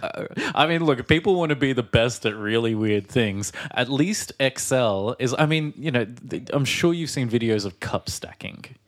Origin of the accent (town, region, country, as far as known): Australia